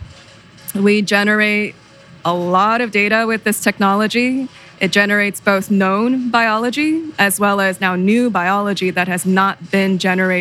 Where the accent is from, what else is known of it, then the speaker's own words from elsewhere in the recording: Southern California, United States; I'm originally from Southern California